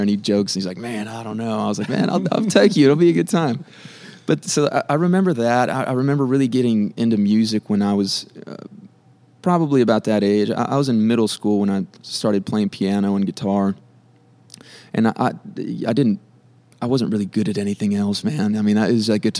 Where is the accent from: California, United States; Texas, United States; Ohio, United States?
Texas, United States; Del Rio; born or raised there; moved away as an adult; now in Nashville, United States